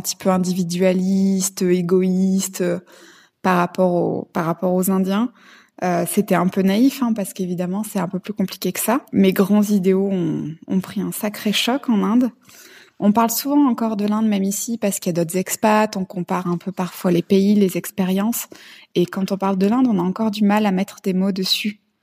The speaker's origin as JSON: {"language": "French", "town": "Clermont-Ferrand", "region": "Auvergne-Rhône-Alpes", "country": "France", "tie": "born or raised there", "also_born_or_lived": "India", "moved": "as an adult", "lives_now": "Thailand", "said": "J'ai 33 ans, j'ai grandi à Clermont-Ferrand"}